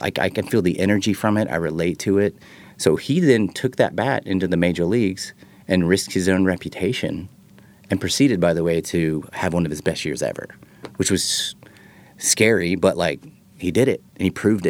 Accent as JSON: {"language": "English", "region": "Texas", "country": "United States", "said": "So I'm from Texas, and everybody knows who Ian is."}